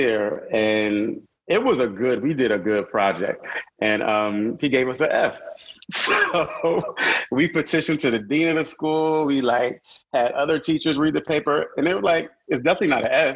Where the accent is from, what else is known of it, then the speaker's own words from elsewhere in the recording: Connecticut, United States; moved away as an adult; also born or lived in North Carolina; I'm from Connecticut, so coming from the Northeast and going to North Carolina A&T